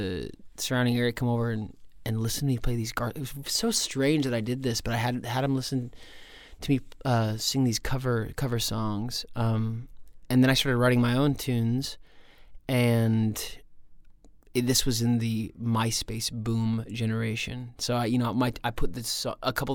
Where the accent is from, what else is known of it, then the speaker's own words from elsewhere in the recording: Nebraska, United States; moved away as an adult; also born or lived in Utah / Venezuela; when I grew up in Nebraska.